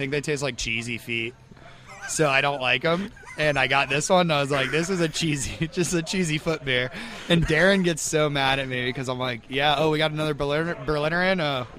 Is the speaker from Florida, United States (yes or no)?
yes; Stuart, Florida, United States; I'm from Stewart, so I'm from like right near. I'm 30 minutes from West Palm